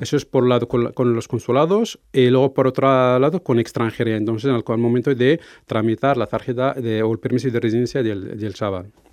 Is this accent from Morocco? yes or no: yes; Morocco; moved away as an adult; now in Navarre, Spain; soy de origen marroquí